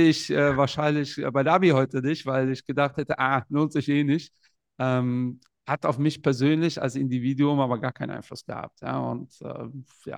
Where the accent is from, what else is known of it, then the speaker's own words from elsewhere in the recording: Portugal; ich bin selbst aus Portugal